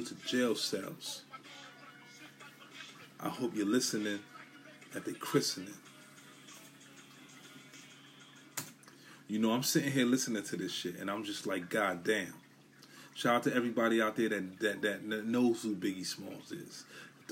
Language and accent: English; New York City, New York, United States; I'm from Brooklyn